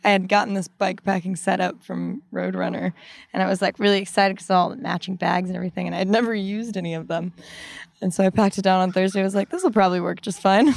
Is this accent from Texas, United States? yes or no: yes; Bedford, Texas, United States; now in Austin, United States; I'm from North Texas, Bedford